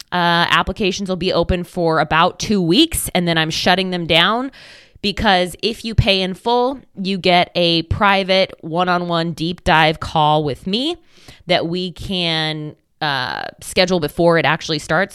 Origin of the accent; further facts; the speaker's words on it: Oregon, United States; I'm from Oregon